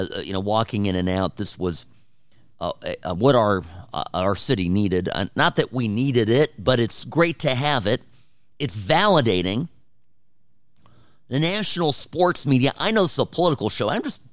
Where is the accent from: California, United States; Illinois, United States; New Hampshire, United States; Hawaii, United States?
California, United States; moved away as an adult; I'm a transplant here. I'm born and raised in California. Spent most of my life out there, and moved out here 4 years ago, never looking back.